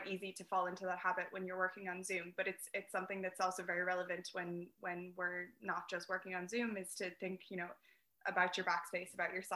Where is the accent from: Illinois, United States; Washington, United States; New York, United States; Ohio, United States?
Washington, United States; Seattle; now in Galway, Ireland; I'm based in Galway City, but I am originally from Seattle in the States